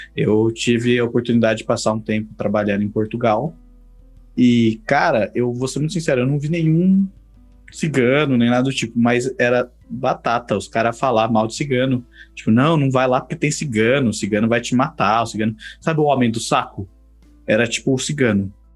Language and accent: Portuguese; São Paulo, Brazil; a gente é aqui da, do estado de São Paulo